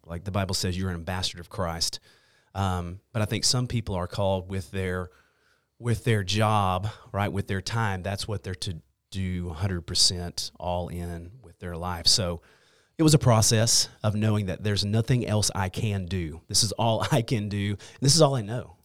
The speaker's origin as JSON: {"language": "English", "town": "Longview", "region": "Texas", "country": "United States", "tie": "born or raised there", "also_born_or_lived": "Hallsville, Texas", "said": "I grew up in Longview. I grew up on the south side of Longview"}